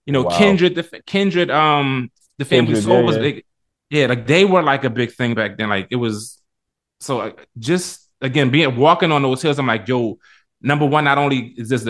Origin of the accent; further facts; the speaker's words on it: Philadelphia, Pennsylvania, United States; I was born and raised. I was raised on 22nd in Indiana, which is literally two blocks up, one block over.